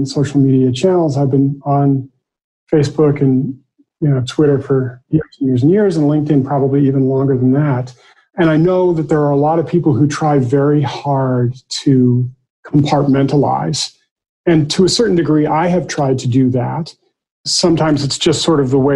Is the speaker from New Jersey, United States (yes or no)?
no; Massachusetts, United States; moved away; I'm originally from Massachusetts